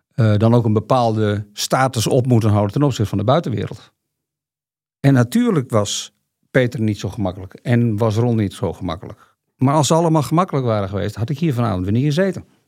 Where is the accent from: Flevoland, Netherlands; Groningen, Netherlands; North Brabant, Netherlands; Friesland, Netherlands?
Friesland, Netherlands; En ik kom uit Friesland